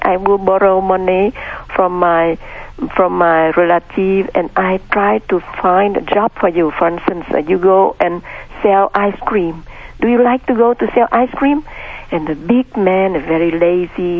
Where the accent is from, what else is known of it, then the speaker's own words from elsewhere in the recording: Vietnam; moved away; I was born in Vietnam in a middle-class family.